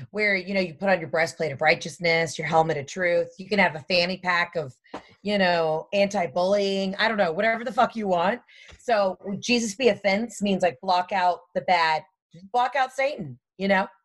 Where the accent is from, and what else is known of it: the South, United States